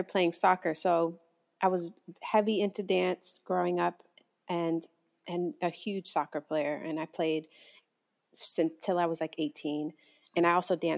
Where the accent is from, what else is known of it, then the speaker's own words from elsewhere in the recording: Hialeah, Florida, United States; also born or lived in Atlanta; I grew up in a Cuban neighborhood called Hialeah